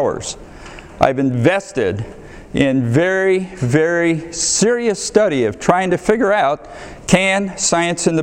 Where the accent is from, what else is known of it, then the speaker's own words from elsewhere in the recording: Ohio, United States; moved away as an adult; also born or lived in Boston; now in Texas, United States; I grew up in Ohio in a small town, excellent family